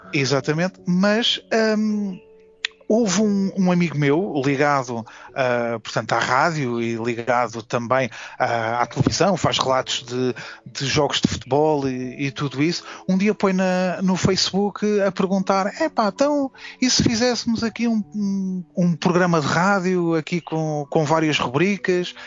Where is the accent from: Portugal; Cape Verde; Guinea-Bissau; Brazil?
Portugal; Forte da Casa, Lisbon; also born or lived in São João da Pesqueira; também considero um pouco como também a minha terra, para além do Forte da Casa, uh, também São João da Pesqueira é também a minha terra